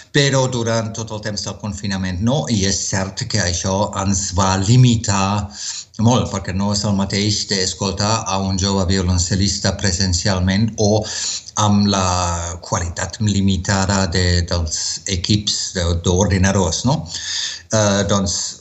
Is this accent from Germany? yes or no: yes; Wuppertal, North Rhine-Westphalia, Germany; Catalan is a second language; moved away as an adult; also born or lived in Marburg / southern Germany / United States / Barcelona; now in Spain; a partir dels 3 anys ja vaig viure a la meva ciutat natal dels meus pares, a Wuppertal, que és a prop de Colònia